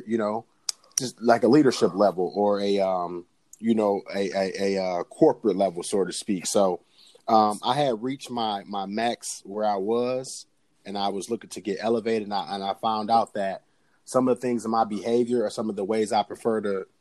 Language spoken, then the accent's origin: English; Detroit, Michigan, United States; now in Lansing, United States; I am originally from Detroit, Michigan. I live in Lansing, Michigan currently